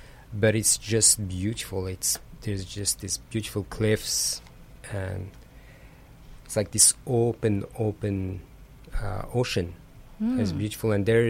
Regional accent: Casablanca, Casablanca-Settat, Morocco; moved away as an adult; growing up in Casablanca, it's the same as growing up in any big city.

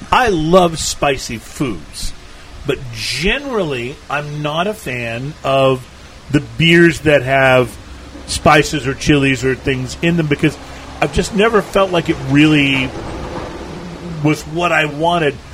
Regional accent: Texas, United States; also born or lived in New England; I grew up in South Texas, and so I've been eating Tex-Mex food most of my life, and I love hot and spicy food.

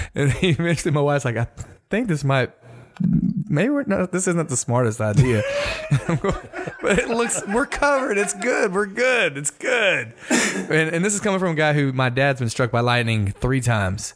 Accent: Michigan City, Indiana, United States; now in Texas, United States; I was born in Michigan City, Indiana

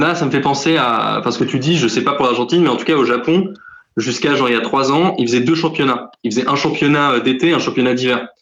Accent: Paris, Île-de-France, France; je suis parisien.

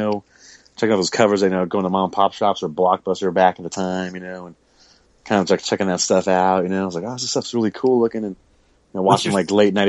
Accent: San Diego, California, United States; I was born here in San Diego. Born here.

